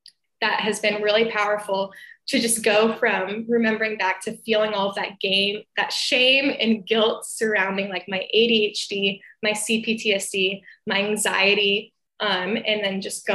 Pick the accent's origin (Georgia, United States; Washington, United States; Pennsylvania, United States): Georgia, United States; Atlanta; I am from Atlanta, Georgia, and I'm an occupational therapist